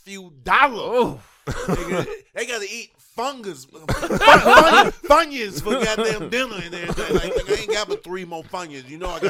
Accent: Jackson, Mississippi, United States; now in Atlanta, United States; Home is Atlanta, Georgia, but I'm originally from Jackson, Mississippi, though.

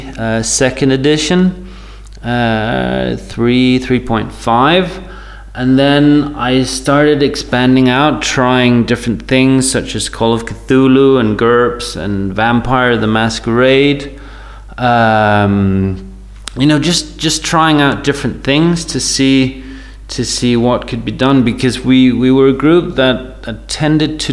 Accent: Denmark; I'm from Denmark in Europe

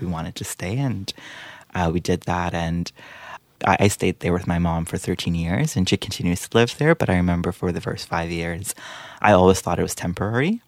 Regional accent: Guyana; moved away as an adult; also born or lived in Trinidad and Tobago; now in Peterborough, Canada; I was born in Trinidad and Tobago, but I lived for most of my life in Guyana in South America, uh, before moving to Canada.

